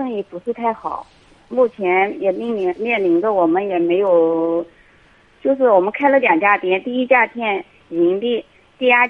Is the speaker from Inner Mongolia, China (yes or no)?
no; Anhui, China; 我是安徽的人，